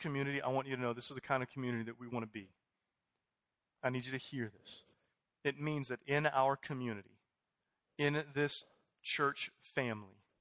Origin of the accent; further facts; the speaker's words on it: Houston, Texas, United States; moved away as an adult; I'm from Houston. We were gone for 8 years. I came in 10 months ago